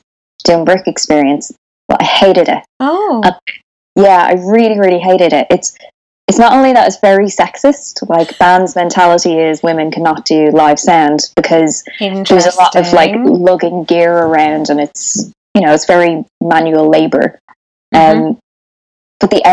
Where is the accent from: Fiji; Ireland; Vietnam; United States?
Ireland; moved away as an adult; also born or lived in Dublin; now in United Kingdom; I'm Irish and fully Catholic country, so, you know, you're forced to go to church every Sunday